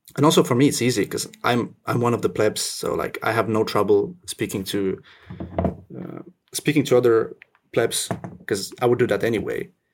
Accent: Finland; also born or lived in Russia / French Indian Ocean territory; now in France (Indian Ocean territory); I was born in Russia. I grew up in Finland

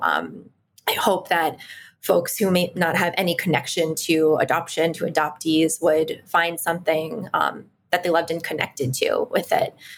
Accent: Washington, District of Columbia, United States; I was raised in Washington, D.C., to an Ashkenazi Jewish family

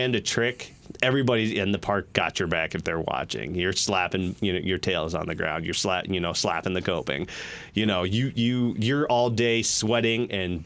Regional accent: Kalamazoo, Michigan, United States; moved away as an adult; I grew up in Kalamazoo for 29 years of my life

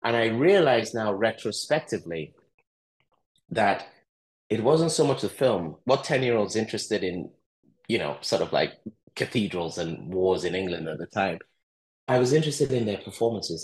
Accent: Lagos, Nigeria; also born or lived in Eastern Nigeria; I grew up in Lagos, Nigeria

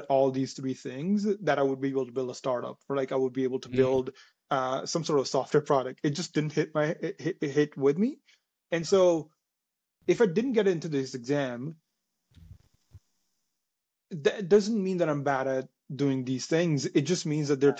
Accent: India; moved away as an adult; now in Toronto, Canada; I was born in India. I came to Canada about 7, 8 years ago, right after I did my grade 12 in India.

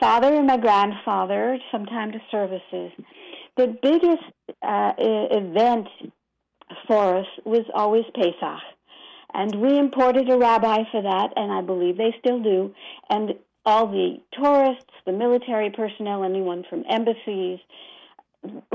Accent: Bermuda; also born or lived in Brooklyn, New York, United States; while I was born in Brooklyn, I was brought up in Bermuda

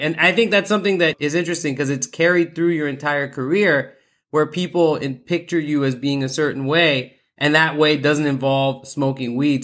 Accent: Pakistan; I'm I'm Pakistani. That's definitely been uh, you know within my culture uh, since childhood.

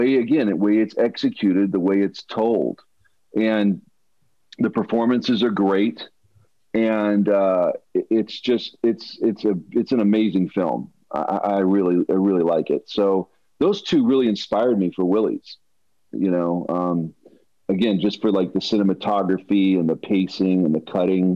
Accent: Denver, Colorado, United States; I grew up in Denver, Colorado

